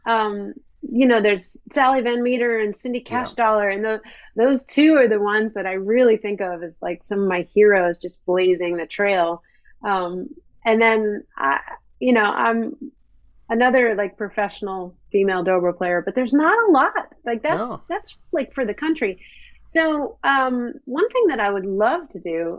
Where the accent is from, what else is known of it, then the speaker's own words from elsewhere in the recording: New York, United States; me growing up near New York City